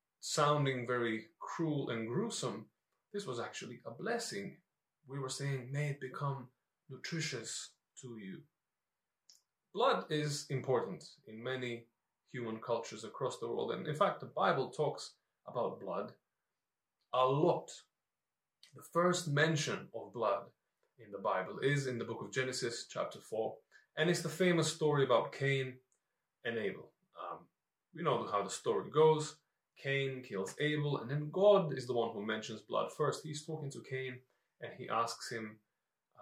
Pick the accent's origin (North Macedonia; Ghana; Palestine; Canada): North Macedonia; now in London, United Kingdom; growing up in Macedonia